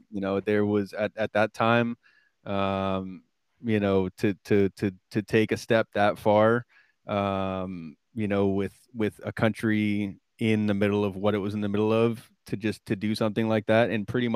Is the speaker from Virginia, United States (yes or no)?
no; Vermont, United States; I grew up in Vermont